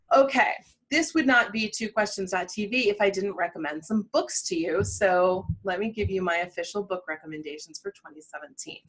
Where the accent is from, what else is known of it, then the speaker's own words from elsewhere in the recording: Midwest, United States; I'm a Midwesterner